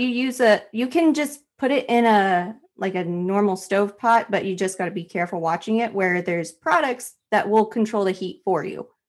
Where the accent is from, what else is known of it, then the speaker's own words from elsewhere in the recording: Nevada, United States; moved away; Nevada 'cause that's my home state